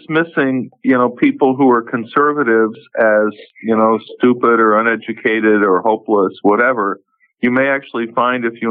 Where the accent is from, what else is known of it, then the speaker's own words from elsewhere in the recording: New York, United States; I grew up in New York